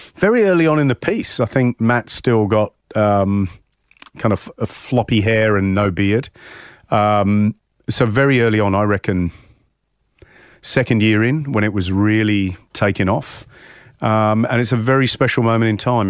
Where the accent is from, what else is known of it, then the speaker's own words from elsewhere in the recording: England, United Kingdom; moved away as an adult; now in Australia; growing up in England